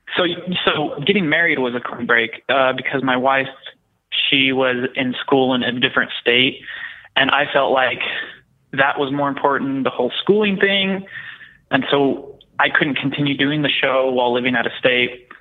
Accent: Texas, United States; I was born and raised in Texas in a very small town

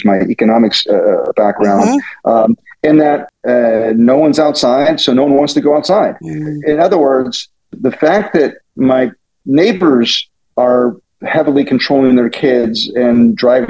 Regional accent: Pittsburgh, Pennsylvania, United States; now in Silicon Valley, United States; I was born and raised in Pittsburgh, the suburbs of Pittsburgh

